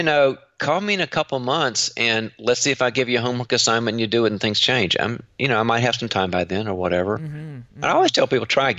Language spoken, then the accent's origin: English; North Carolina, United States; now in Orange County, California, United States; But I was raised in North Carolina, in the South